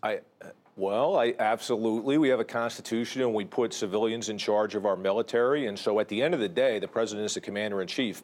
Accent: western New Jersey, United States; in my hometown

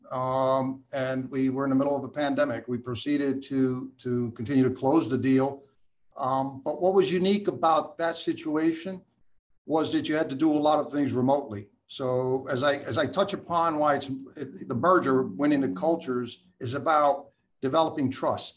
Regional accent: Port Chester, New York, United States; moved away; also born or lived in New Jersey; In Westchester, in that Portchester area

